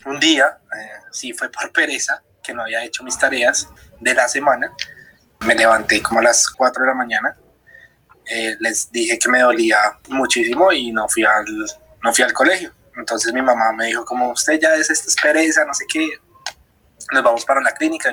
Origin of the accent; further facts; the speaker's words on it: Bogotá, Colombia; soy de Bogotá